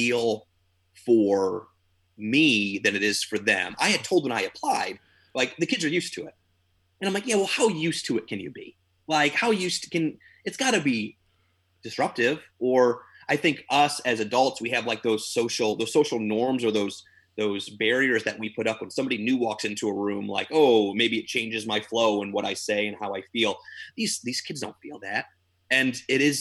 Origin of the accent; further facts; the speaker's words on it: Illinois, United States; moved away as an adult; also born or lived in New York; I'm a theater teacher out in New York. I'm from Illinois